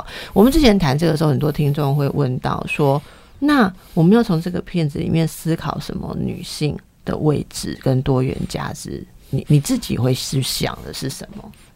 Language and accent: Chinese; Taipei, Taiwan; 我从小在大道城长大的